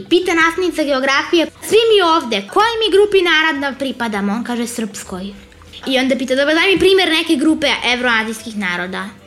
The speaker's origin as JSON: {"language": "Croatian", "country": "Serbia", "said": "ja sam iz Srbije."}